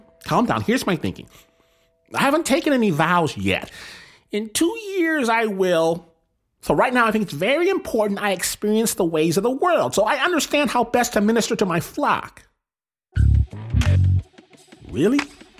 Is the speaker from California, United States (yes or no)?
no; Michigan, United States; I'm from Michigan, not LA, not New York